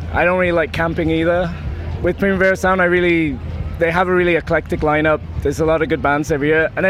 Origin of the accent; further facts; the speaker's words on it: Wales, United Kingdom; now in Barcelona, Spain; I'm from Wales. But I've been living here for about 5 years.